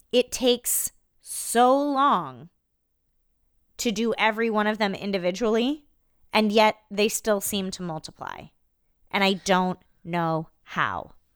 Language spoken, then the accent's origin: English; Iowa, United States; I'm from Iowa